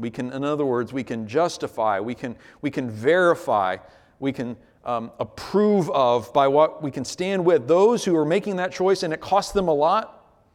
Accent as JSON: {"language": "English", "country": "United States", "said": "As American Christians"}